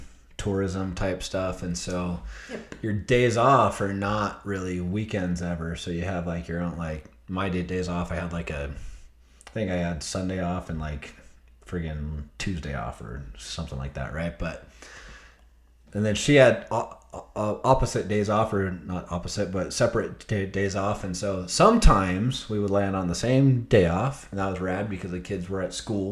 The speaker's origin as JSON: {"language": "English", "town": "Stansbury Park", "region": "Utah", "country": "United States", "said": "no, we don't claim Tooele. We're from Stansbury Park, which is Tooele County."}